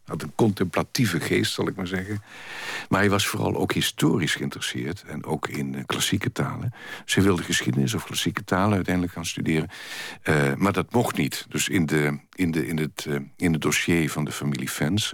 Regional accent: Kerkrade, Limburg, Netherlands; kerkraden, waar in de middeleeuwen al... waar ik vandaan kom, mijnbouw was

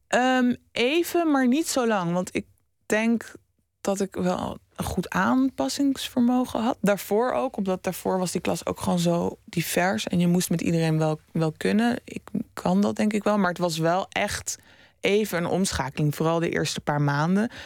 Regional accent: Amsterdam, North Holland, Netherlands; Ik kom zelf uit Oost, Amsterdam Oost. En nu woon ik eh, vijf jaar in Noord

